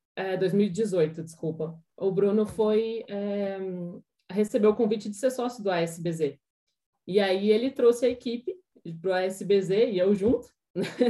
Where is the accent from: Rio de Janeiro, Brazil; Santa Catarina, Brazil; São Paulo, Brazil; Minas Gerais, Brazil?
São Paulo, Brazil; Jundiaí; moved away as an adult; now in Curitiba, Brazil; eu sou de Jundiaí, mas eu moro em Curitiba desde 2015